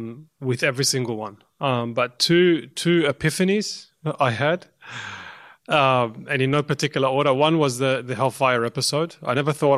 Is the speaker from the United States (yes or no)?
no; Australia; I'm a second generation Lebanese Australian, and my parents came during the war